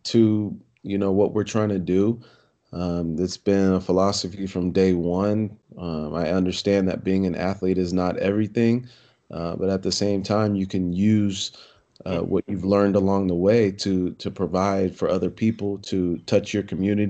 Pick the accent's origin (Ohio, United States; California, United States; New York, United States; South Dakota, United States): California, United States; Poway; I grew up in Poway, California, Southern California, North County, San Diego